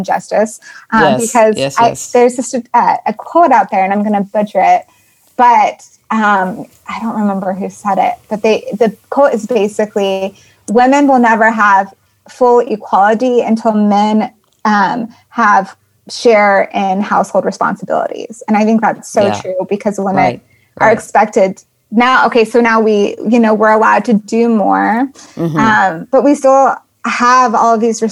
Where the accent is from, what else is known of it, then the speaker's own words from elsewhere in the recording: Colorado, United States; moved away; I'm from Colorado initially